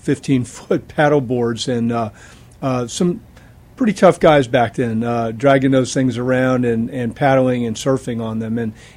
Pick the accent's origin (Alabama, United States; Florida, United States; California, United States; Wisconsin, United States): Florida, United States; And of course, I grew up in Florida